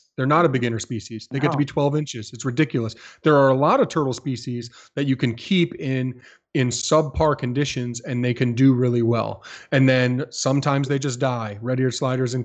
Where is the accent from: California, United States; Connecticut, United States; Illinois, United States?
Connecticut, United States; my home state of Connecticut